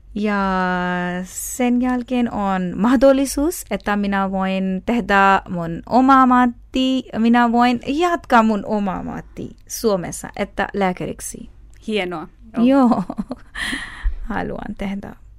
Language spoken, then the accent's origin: Finnish; Pakistan; Finnish is a second language; moved away as an adult; now in Finland; Olen pakistanilainen ja muslimi.